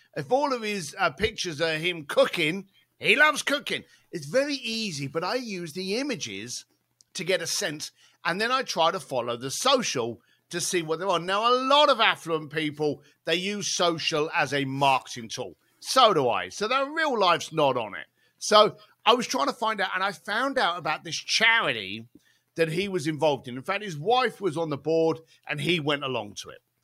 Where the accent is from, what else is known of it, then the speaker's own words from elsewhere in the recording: London, United Kingdom; moved away; growing up in East London, as a bricklayer